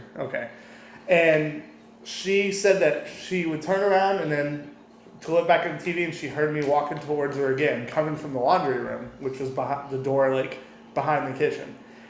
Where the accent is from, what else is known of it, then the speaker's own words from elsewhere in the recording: Minnesota, United States; I'm from Minnesota.